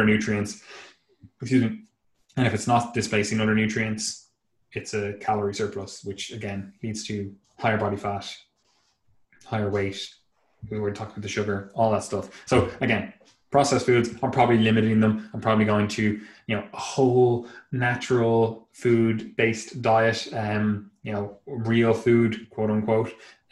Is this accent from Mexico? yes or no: no; Ireland; being inherently patriotic to my country